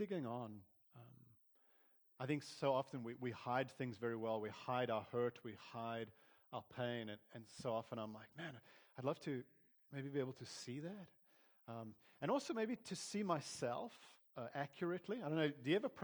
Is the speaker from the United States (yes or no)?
no; South Africa; growing up in South Africa, I had, on my mom's side of the family, we'd get together. They were all German